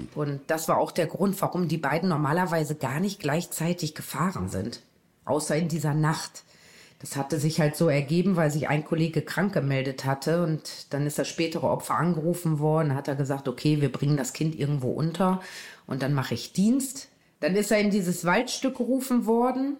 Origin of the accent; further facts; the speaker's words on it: Osnabrück, Lower Saxony, Germany; Da habe ich dann meine Heimatstadt Osnabrück gewählt